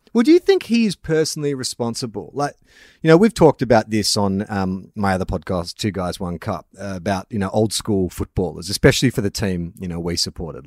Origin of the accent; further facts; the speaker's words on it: Melbourne, Victoria, Australia; moved away; also born or lived in Sydney; I'm from Melbourne originally, but I've lived in Sydney for the better part of twenty years